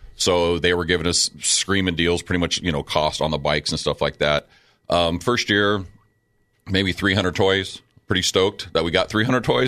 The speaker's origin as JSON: {"language": "English", "town": "Chula Vista", "region": "California", "country": "United States", "tie": "born or raised there", "said": "growing up in Chula Vista"}